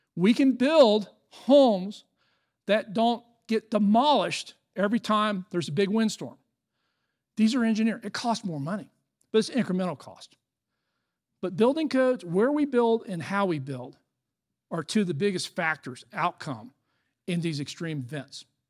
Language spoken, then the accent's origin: English; Florida, United States; I'm from Florida